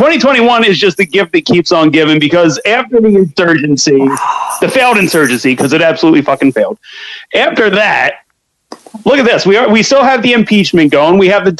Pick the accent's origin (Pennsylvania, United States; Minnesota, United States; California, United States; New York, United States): Pennsylvania, United States; Scranton; When I was growing up in Scranton, we would fight.